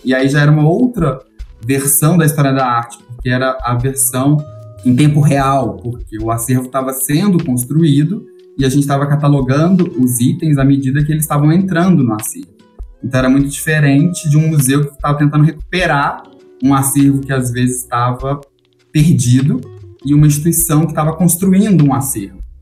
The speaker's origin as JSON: {"language": "Portuguese", "town": "Belo Horizonte", "region": "Minas Gerais", "country": "Brazil", "said": "Eu sou de Minas, eu sou de BH"}